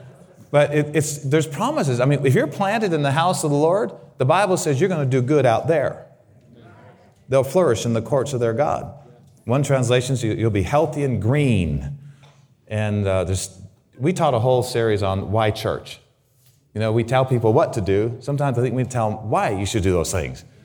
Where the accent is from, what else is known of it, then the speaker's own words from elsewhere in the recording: Grand Junction, Colorado, United States; also born or lived in Waukegan, Illinois / Southern California; my mom, by the unconscious leading of the Holy Spirit, decided to move to Grand Junction, Colorado